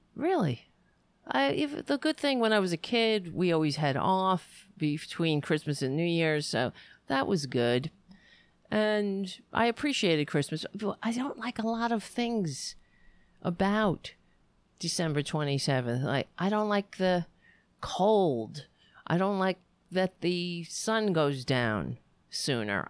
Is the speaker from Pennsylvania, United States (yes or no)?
no; New York, United States; I would always feel like a New Yorker. This has always been my home